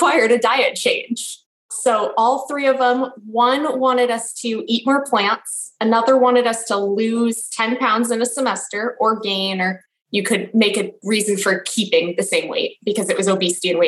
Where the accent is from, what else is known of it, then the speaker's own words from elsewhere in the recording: Los Angeles, California, United States; now in Washington, D.C., United States; I'm originally from Los Angeles